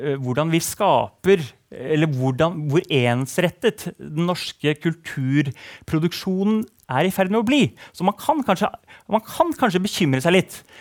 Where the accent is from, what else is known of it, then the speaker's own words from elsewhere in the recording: Nesodden, Akershus, Norway; Jeg har vokst opp på Nesodden